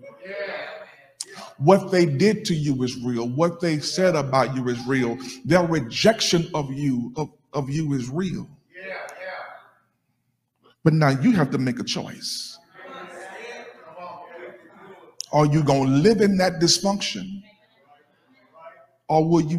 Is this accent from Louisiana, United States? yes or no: yes; Alexandria, Louisiana, United States; I'm from Louisiana, Alexandria